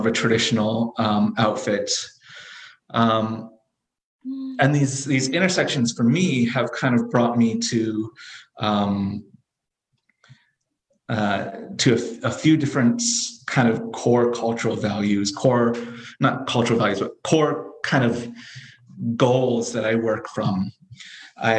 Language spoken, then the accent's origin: English; Alaska, United States; I am from 10,000 years of a people's relationship to the land in Alaska